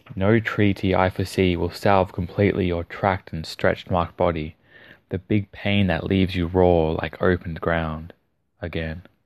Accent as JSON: {"language": "English", "country": "Australia", "accent": "Australian", "said": "my Australian accent"}